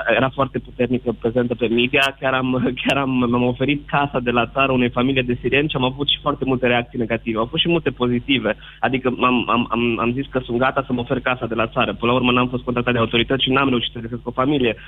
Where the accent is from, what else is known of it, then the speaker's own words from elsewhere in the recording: Arad, Arad County, Romania; Eu sunt din Arad